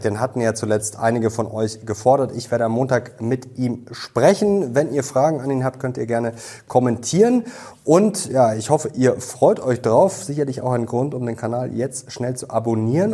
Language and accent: German; Germany; bei uns in Deutschland